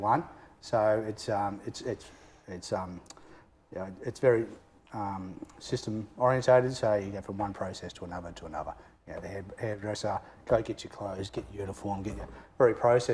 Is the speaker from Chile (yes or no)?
no; Geelong, Victoria, Australia; also born or lived in Melbourne; I grew up in Geelong